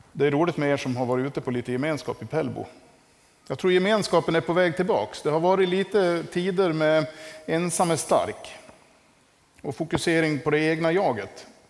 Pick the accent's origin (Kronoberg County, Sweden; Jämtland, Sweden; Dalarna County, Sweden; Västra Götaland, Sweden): Dalarna County, Sweden; Västerdalarna; moved away; hemma i Västerdalarna